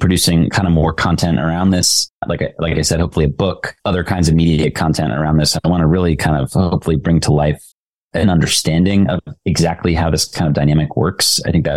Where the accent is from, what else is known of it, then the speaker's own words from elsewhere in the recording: United States; being an American and being part of this tradition